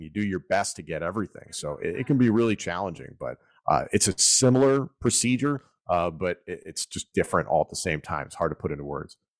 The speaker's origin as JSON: {"language": "English", "area": "Philadelphia suburbs", "region": "Pennsylvania", "country": "United States", "tie": "born or raised there", "said": "I grew up in the Philadelphia suburbs."}